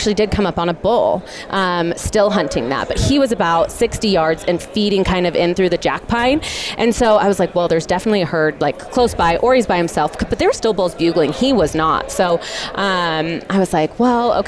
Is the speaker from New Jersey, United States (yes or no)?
no; Oregon, United States; moved away as an adult; now in Utah, United States; I'm born and raised in Oregon, from Oregon.